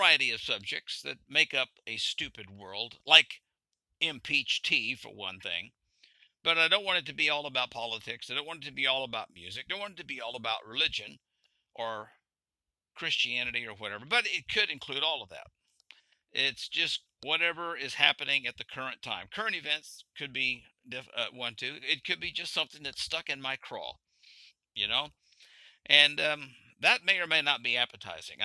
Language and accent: English; Arkansas, United States; also born or lived in central Pennsylvania; now in Pennsylvania, United States; I moved from Arkansas, where I grew up.